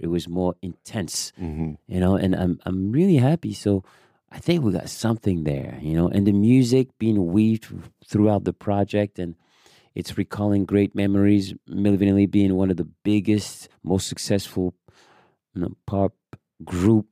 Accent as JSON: {"language": "English", "town": "Paris", "region": "Île-de-France", "country": "France", "tie": "born or raised there", "also_born_or_lived": "Amsterdam, Netherlands / Germany", "second_language": "English", "moved": "as an adult", "said": "I came from Paris"}